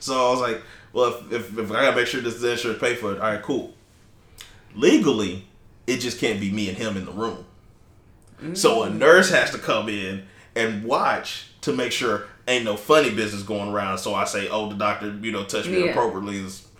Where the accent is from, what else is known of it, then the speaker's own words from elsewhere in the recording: Texas, United States; I'm from Texas.